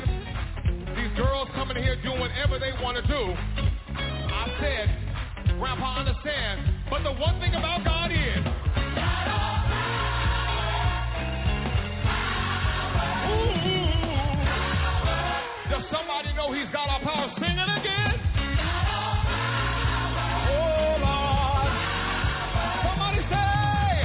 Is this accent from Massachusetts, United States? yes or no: no; Bakersfield, California, United States; now in Los Angeles, United States; I'm a boy from Bakersfield, California.